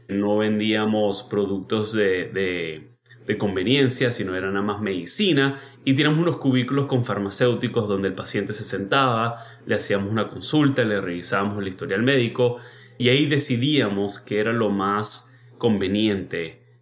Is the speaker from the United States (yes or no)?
yes; United States; born there; Mira, yo nací acá en Estados Unidos, eso obviamente es una ventaja para poder venirme.